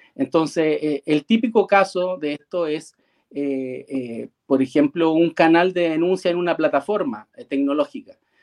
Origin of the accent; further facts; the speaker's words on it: Chile; yo soy chileno